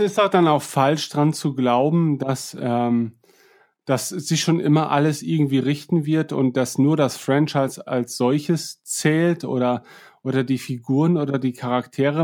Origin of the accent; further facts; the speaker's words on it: East Frisia, Lower Saxony, Germany; Ich bin Ostfriese